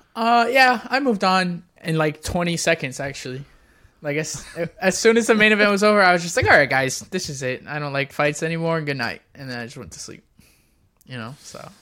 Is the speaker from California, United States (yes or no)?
no; Florida, United States; also born or lived in Texas / Puerto Rico; I'm born and raised technically in, not technically, most of my life has been in Florida